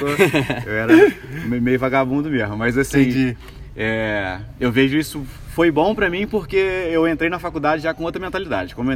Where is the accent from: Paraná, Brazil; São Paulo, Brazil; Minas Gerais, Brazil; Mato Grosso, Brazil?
Minas Gerais, Brazil; Juiz de Fora; Então sou daqui de Juiz de Fora mesmo, né? É... sou criado na família, o que, que eu posso falar aí? Classe média baixa.